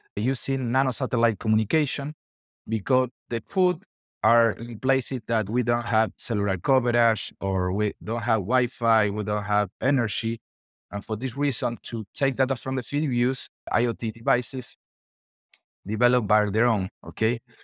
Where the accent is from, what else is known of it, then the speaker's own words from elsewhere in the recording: Argentina; I'm from Argentina